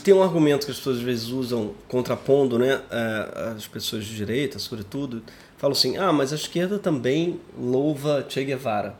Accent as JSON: {"language": "Portuguese", "country": "Brazil"}